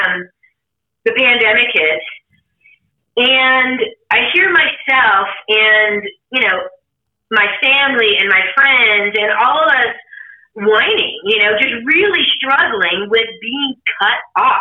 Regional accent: Sacramento, California, United States; moved away as an adult; now in Lake Tahoe area, United States; I'm in the Tahoe area right now, but I grew up in Sacramento, and my mom and brother are still there

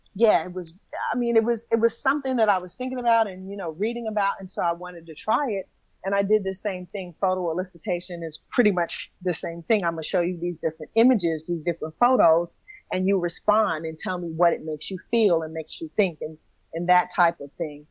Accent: New York City, New York, United States; also born or lived in Bronx; I, I, I, went to high school in the Bronx, but I'm from Brooklyn

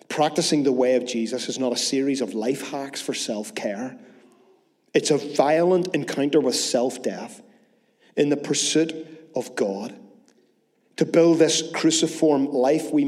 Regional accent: Northern Ireland, United Kingdom; As Northern Irish people

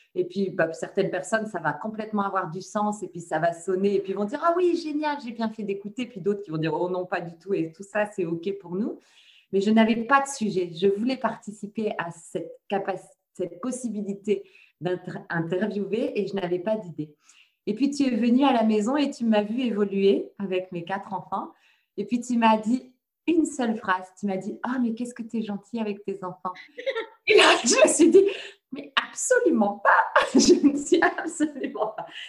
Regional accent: France; also born or lived in Le Mans; je suis de France. Pour le moment, je loge près du Mans

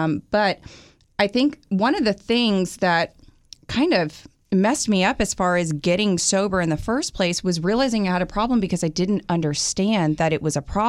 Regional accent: Houston, Texas, United States; born or raised there; also born or lived in Green Bay, Wisconsin

